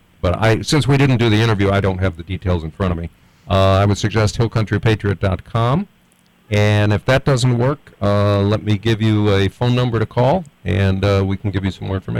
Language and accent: English; Dalhart, Texas, United States; I was born in Dalhart, Texas, and that's way up in the panhandle.